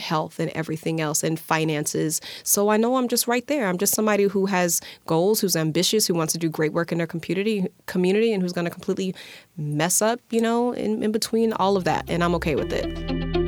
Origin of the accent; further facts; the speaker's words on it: Alabama, United States; moved away; I'm from Alabama